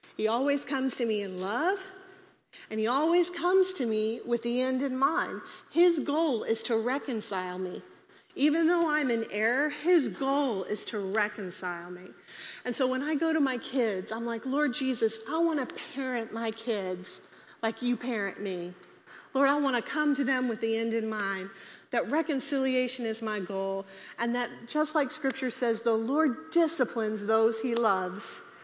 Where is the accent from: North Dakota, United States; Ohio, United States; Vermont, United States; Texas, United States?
Texas, United States; We're all from Texas